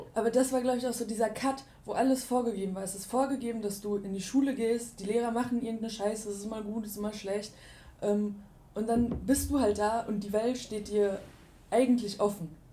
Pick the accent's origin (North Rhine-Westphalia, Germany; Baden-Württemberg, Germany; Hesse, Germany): North Rhine-Westphalia, Germany; Ruhr area; now in Cologne, Germany; ich bin im, im Ruhrgebiet groß geworden